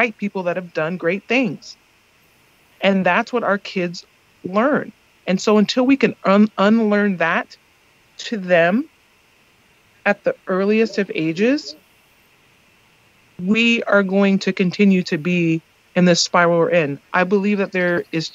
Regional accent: Seattle, Washington, United States; I went to school in Seattle. I'm from Seattle

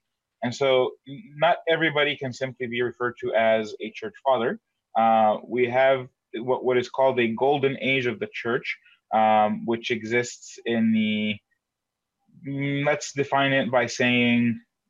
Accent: Egypt; moved away; I would be considered African-American based on where I'm from. I was born in Egypt, and if Christianity was a white man's religion, I certainly would not be a Christian today, based on where I'm from.

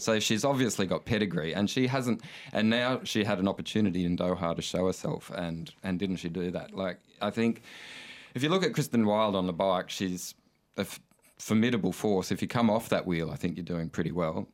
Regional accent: Coffs Harbour, New South Wales, Australia; I grew up in Coffs Harbour

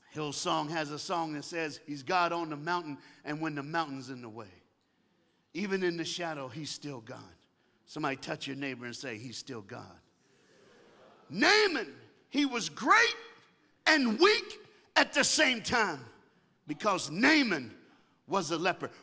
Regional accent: the South, United States; I'm from the United States of America and I live in the South in the United States of America

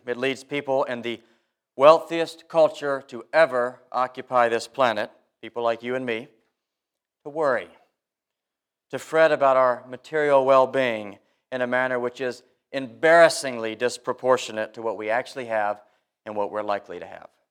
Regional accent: South Carolina, United States; moved away; Growing up in South Carolina, people from time to time took a snooze on Sunday during the sermon

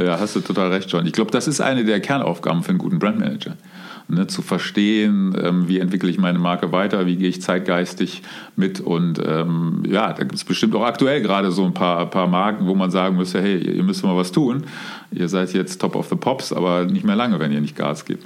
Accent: Cologne, North Rhine-Westphalia, Germany; also born or lived in Munich; gebürtig, geboren bin ich, bin ich äh, in, in Köln. Ähm, wie man sagt, auf der falschen Rheinseite in Köln-Deutz

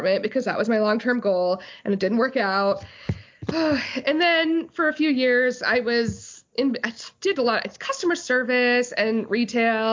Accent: Utah, United States; I grew up in Utah.

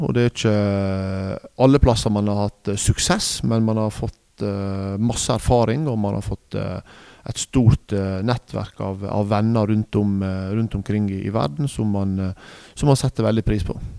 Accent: Nordfjordeid, Vestland, Norway; moved away; jeg er fra Nordfjordeid

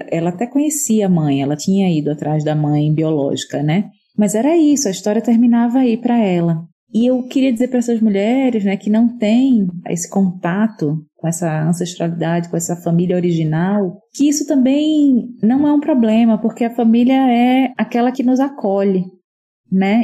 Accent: Recife, Pernambuco, Brazil; moved away; ser pernambucana diz muito sobre mim, apesar de estar fora da minha terra já há muito tempo

